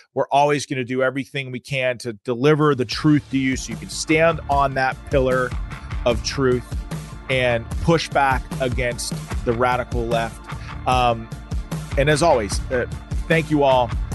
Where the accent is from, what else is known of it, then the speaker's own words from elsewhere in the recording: United States; I grew up in America, and in America that I loved